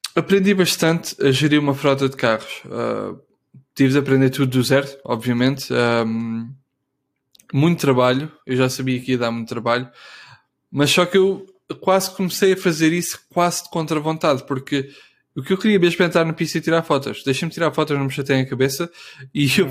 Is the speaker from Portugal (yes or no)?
yes; Portugal; moved away as an adult; also born or lived in Netherlands / Munich, Germany; eu quando saí de Portugal, eu estive na Holanda